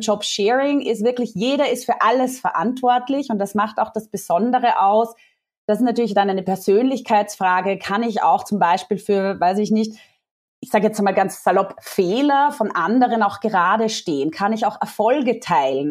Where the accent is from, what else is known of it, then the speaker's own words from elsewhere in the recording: Austria; accent: Austrian dialect; also born or lived in Vienna; Also vielleicht hört man es nachher auch an meinem ähm, Dialekt ein bisschen. Ich bin Österreicherin, ich lebe in Wien